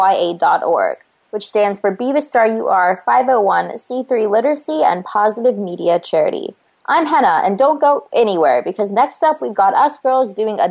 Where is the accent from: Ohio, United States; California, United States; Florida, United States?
California, United States; Turlock; moved away as an adult; the small town, sort of, that I grew up in the Central Valley of California. You know, I wouldn't say that the town that I grew up in, Turlock, was homogenous by any means